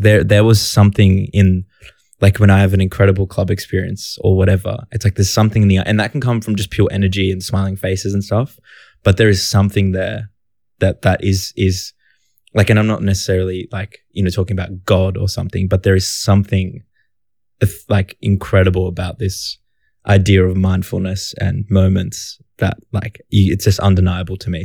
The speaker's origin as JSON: {"language": "English", "town": "Sydney", "region": "New South Wales", "country": "Australia", "tie": "born or raised there", "said": "I grew up in Canterbury Bankstown"}